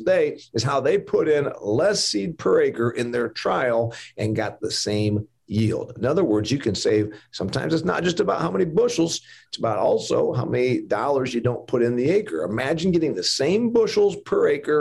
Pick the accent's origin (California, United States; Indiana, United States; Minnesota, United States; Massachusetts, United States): Indiana, United States; here in my home state of Indiana